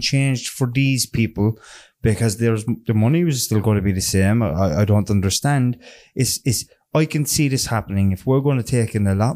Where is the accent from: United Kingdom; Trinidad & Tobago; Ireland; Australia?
Ireland; Cork, Munster; we're all Irish, we're all Cork people here